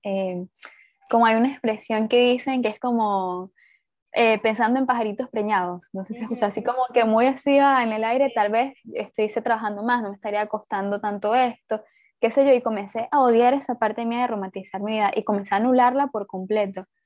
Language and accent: Spanish; Puerto Ordaz, Bolívar, Venezuela; yo vengo de Puerto Ordaz, ah, bueno, soy de Venezuela